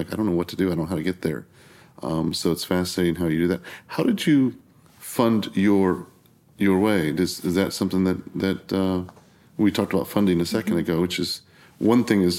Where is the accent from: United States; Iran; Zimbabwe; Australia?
United States; Texas; I'm from Texas